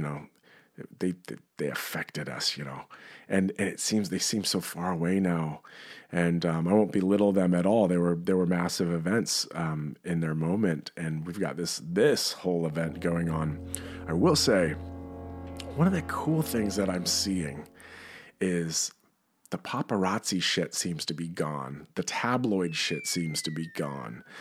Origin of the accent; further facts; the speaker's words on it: New York, United States; As a, as a New Yorker